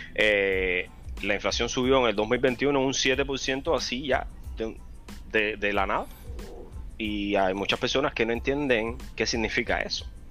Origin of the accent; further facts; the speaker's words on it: Cienfuegos, Cuba; moved away as an adult; now in United States; soy de la mejor provincia de Cuba, Cienfuegos